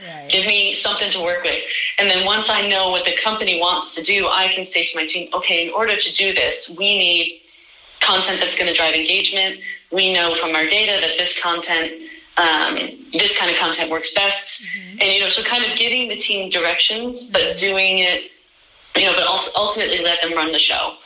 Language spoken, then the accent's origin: English; New York, United States; moved away as an adult; now in Copenhagen, Denmark; I'm originally from New York